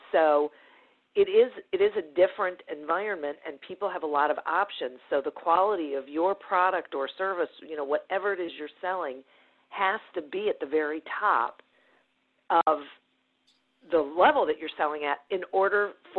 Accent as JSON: {"language": "English", "town": "Detroit", "region": "Michigan", "country": "United States", "tie": "born or raised there", "said": "Mostly in suburban Detroit."}